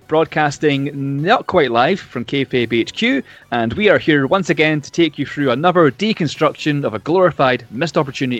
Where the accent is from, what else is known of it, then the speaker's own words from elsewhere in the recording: Scotland, United Kingdom; I am also from Scotland